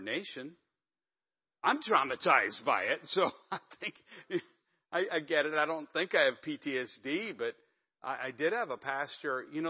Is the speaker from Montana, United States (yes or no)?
no; Pennsylvania, United States; moved away; I'm from Pennsylvania originally.